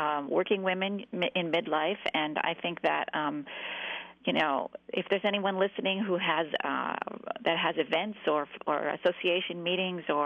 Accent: Midwest, United States; I'm from the Northwest, the Midwest

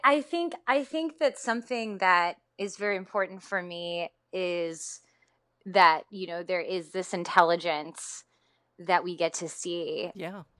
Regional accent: Tennessee, United States; I'm from Tennessee

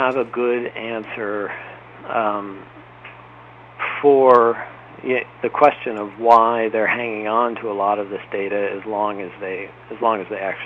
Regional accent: Cleveland, Ohio, United States; I grew up in Cleveland, and you know, kind of a middle class family

